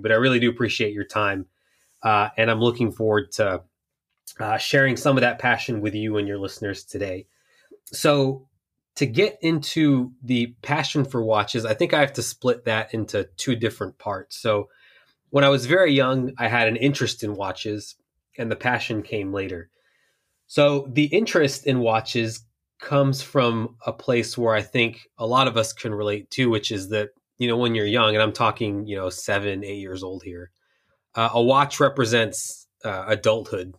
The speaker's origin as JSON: {"language": "English", "town": "Houston", "region": "Texas", "country": "United States", "tie": "born or raised there", "said": "I spent a lot of time growing up in Houston"}